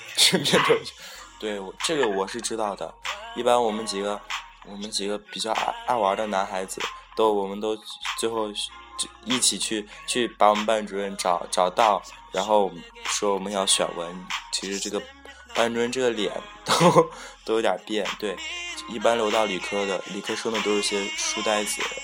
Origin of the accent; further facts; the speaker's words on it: Shaanxi, China; 我们这边陕西女孩子应该是不说话的吧